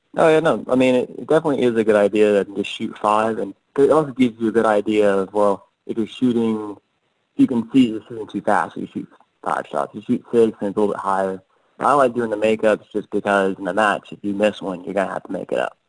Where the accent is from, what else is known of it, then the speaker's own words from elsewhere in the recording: Canton, Georgia, United States; I'm from Georgia. I in Canton, about an hour north of Atlanta